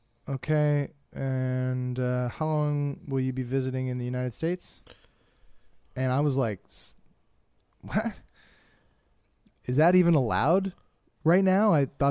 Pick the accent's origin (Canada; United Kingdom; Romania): Canada; I'm going home to Canada today, right now.